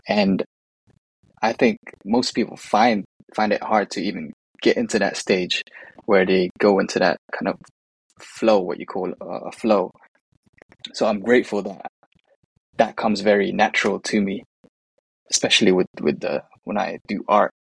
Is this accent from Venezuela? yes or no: no; United Kingdom; born or raised there; also born or lived in Manila, Philippines